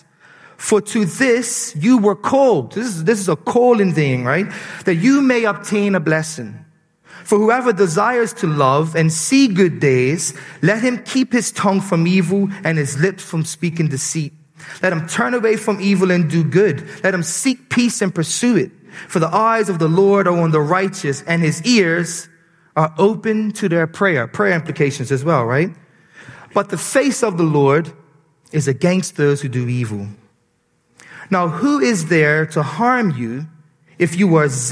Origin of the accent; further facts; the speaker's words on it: Bermuda; accent: Bermudian; my Bermudian accent